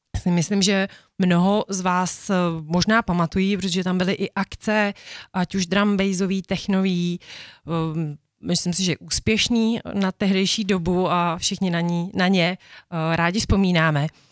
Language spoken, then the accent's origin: Czech; Bohemia, Czechia; u nás v Čechách